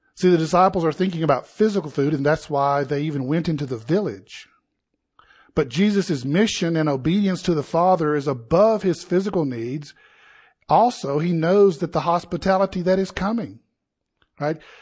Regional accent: South Carolina, United States; moved away as an adult; now in Colorado, United States; I was born and raised in South Carolina

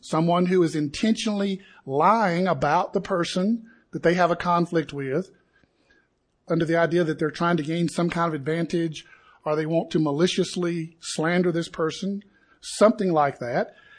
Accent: Appalachia, United States; Camille and I grew up in the Appalachian culture.

